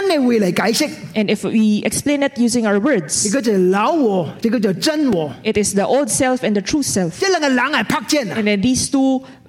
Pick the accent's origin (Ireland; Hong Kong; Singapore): Hong Kong; I am from Hong Kong. There is one thing that Hong Kong does that I am unagreeable. I did not do it when I was in Hong Kong.